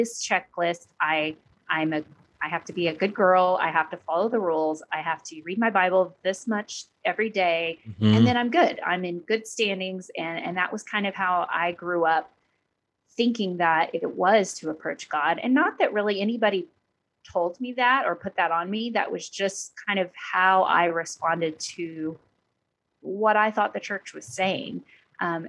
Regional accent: Oklahoma, United States; moved away as an adult; also born or lived in Southern California; now in Texas, United States; I actually grew up in Oklahoma

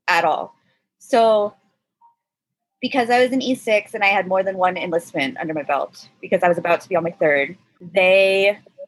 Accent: Arizona, United States; moved away as an adult; also born or lived in San Diego; now in Texas, United States; I'm from Arizona

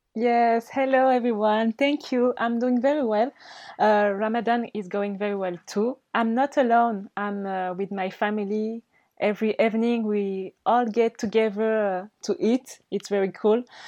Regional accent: Mayotte; English is a second language; also born or lived in Madagascar; I'm not only from Mayotte

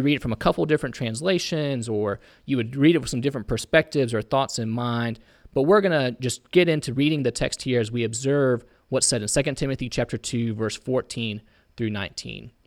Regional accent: Indiana, United States; I'm from Indiana.

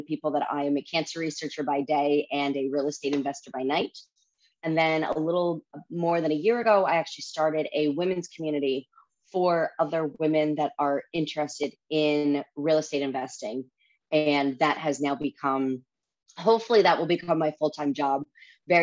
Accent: New York, United States; also born or lived in Washington, D.C.; I'm a native New Yorker

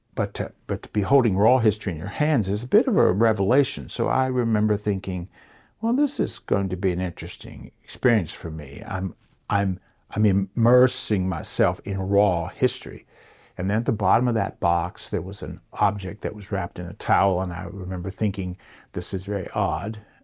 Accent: Rockbridge County, Virginia, United States; Growing up in Rockbridge County, uh, my family's been here since seventeen forty

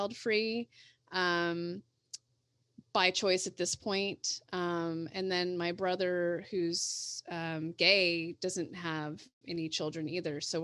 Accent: San Leandro, California, United States; grew up in San Leandro, which is in the East Bay portion of the Bay Area.

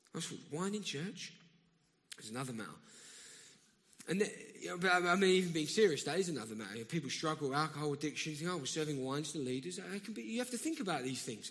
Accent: London, United Kingdom; accent: South London; I'm from round here.

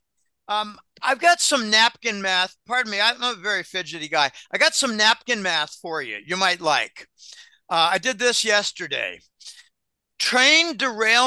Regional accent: Pittsburgh, Pennsylvania, United States; moved away; I grew up in Pittsburgh

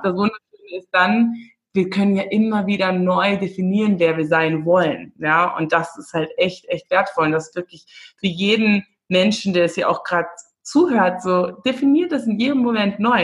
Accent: Windhoek, Khomas, Namibia; moved away; Ich komme aus Windhoek

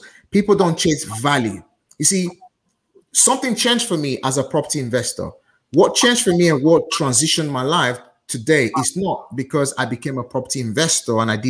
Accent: Nigeria; now in United Kingdom; as a Nigerian

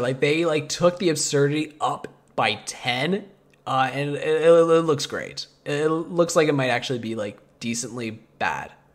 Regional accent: Canada; we're Canadian

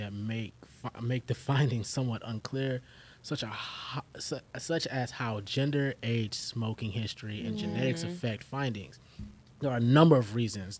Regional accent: Texas, United States; I'm from Texas

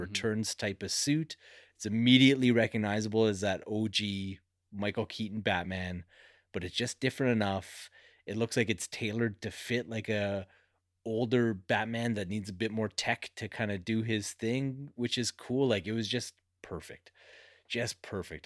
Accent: Canada; being Canadian

